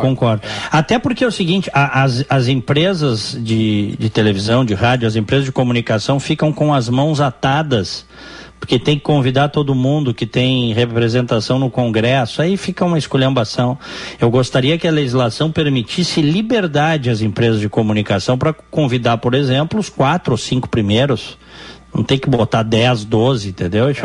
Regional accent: Brazil; moved away; o fato de eu morar no exterior, eu continuo sendo brasileiro, não revogaram a minha cidadania ainda.

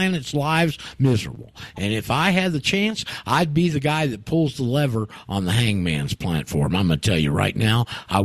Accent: Anchorage, Alaska, United States; moved away; I grew up in Alaska. I spent 4 years in Anchorage when I was in my teens and high school years there

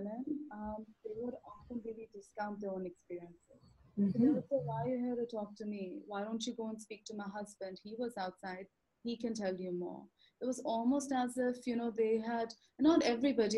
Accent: Lahore, Punjab, Pakistan; also born or lived in Canada; now in Islamabad, Pakistan; I grew up in Lahore

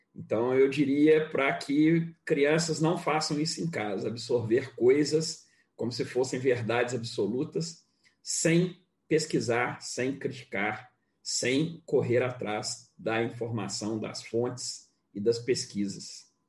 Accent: Rio de Janeiro, Brazil; ex-morador é, é, lá de onde eu nasci, que eu gosto muito. Minha mãe mora lá no mesmo lugar

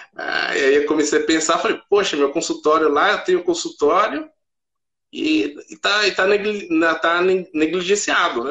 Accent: Mogi das Cruzes, São Paulo, Brazil; eu sou de Mogi das Cruzes, São Paulo

